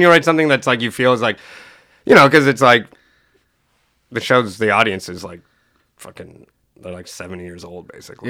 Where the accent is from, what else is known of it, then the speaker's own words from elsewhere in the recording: Sault Ste. Marie, Ontario, Canada; I was born in Sault Ste. Marie